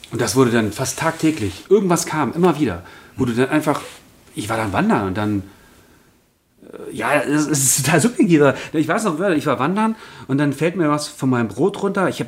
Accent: Berlin, Germany; Äh, ja, ich komme aus Berlin.

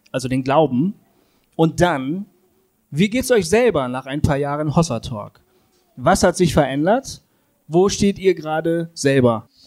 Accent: Bremen, Germany; Ich bin weggegangen aus Bremen, wo ich aufgewachsen bin.

